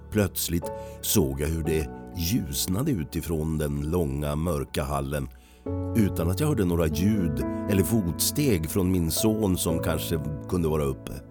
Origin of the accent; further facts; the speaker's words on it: Falun, Dalarna County, Sweden; Jag är född och uppvuxen i Falun. Men numera bor jag i en liten by utanför Falun med min fru, en katt och en hund.